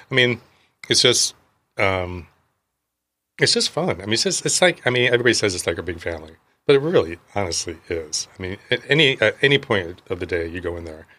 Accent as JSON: {"language": "English", "town": "Milford", "region": "Indiana", "country": "United States", "tie": "born or raised there", "also_born_or_lived": "Boston", "moved": "as an adult", "said": "I grew up one mile or less than one mile from Maple Leaf Duck Farms"}